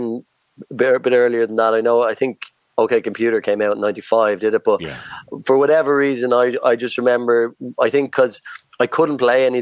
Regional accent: Ireland; as Irish bands, we would always look to the UK as our stepping stone

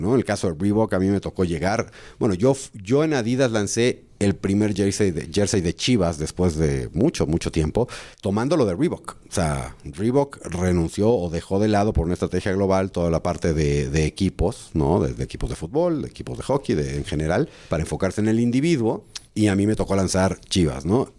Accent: Mexico

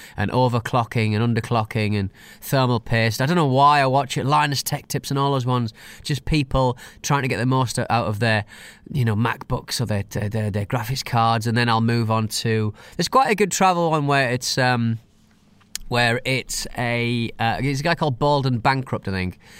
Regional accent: United Kingdom; I'm British

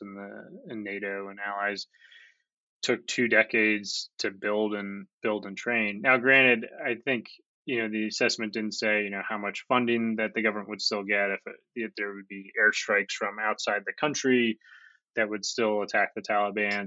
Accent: United States; now in Kabul, Afghanistan

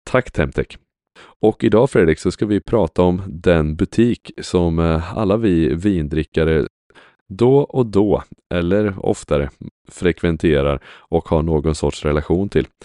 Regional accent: Sweden; är inte vi svenskar generellt ganska stolta över Systembolaget?

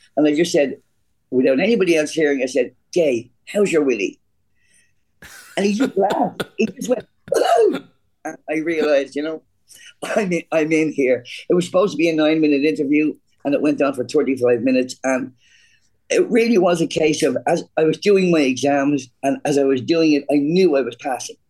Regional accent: Ireland; I'm an Irish kid from a, from, a, from a, quite a poor neighborhood

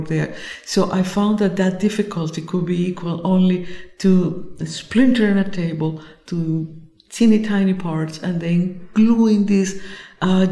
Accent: Colombia; I come from Colombia

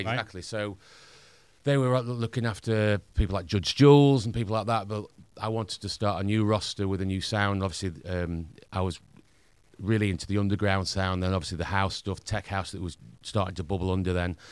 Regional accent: Doncaster, Yorkshire and the Humber, United Kingdom; accent: Northern; I played a lot in my hometown, Doncaster

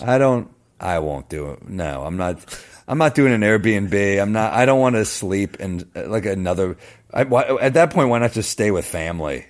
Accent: New York City, New York, United States; I grew up in Manhattan

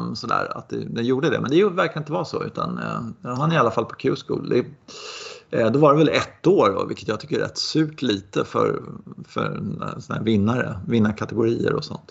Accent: Sweden; man är ju så blind som svensk

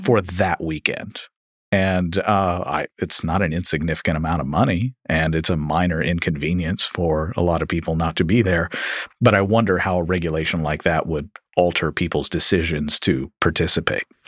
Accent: Louisville, Kentucky, United States; my hometown of Louisville, Kentucky

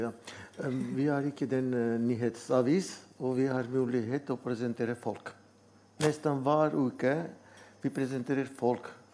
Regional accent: Armenia; Norwegian is a second language; moved away as an adult; now in Norway; jeg er armener. Og det var tre år i Norge

